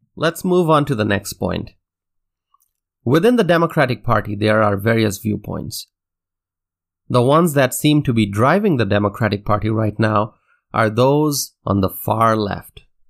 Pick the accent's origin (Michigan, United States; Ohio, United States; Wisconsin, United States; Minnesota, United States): Wisconsin, United States; my home state of Wisconsin